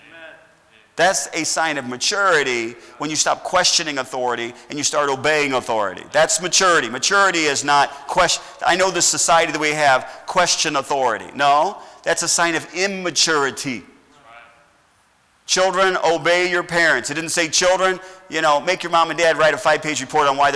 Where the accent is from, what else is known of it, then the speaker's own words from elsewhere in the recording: United States; I'm glad I'm American